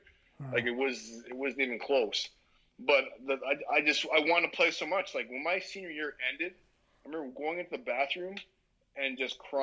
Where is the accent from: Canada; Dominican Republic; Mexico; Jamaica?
Canada; Toronto, Ontario; moved away as an adult; also born or lived in Barbados / East Lansing, Michigan / Boston; I grew up in Toronto around the time when the Toronto Blue Jays were at their peak